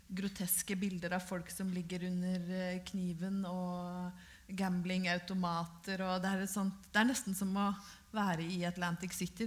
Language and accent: Norwegian; Brøttum, Innlandet, Norway; Jeg er jo fra Brøttum i Hedmark